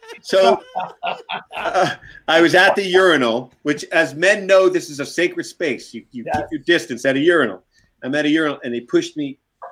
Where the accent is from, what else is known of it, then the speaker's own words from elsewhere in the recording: Brooklyn, New York, United States; So like a different time, like, you know, like I said, growing up in Brooklyn.